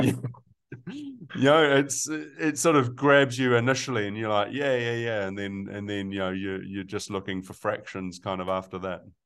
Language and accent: English; Melbourne, Victoria, Australia; now in New Zealand; I was born in Australia, uh, in Melbourne